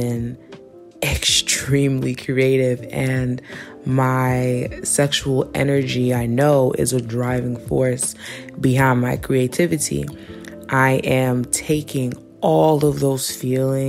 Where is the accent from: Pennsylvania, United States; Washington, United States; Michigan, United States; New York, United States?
New York, United States; New York City; I'm from New York City